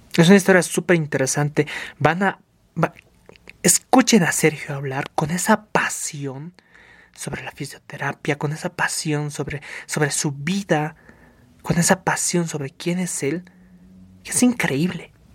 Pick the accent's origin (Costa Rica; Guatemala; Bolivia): Bolivia; Somos bolivianos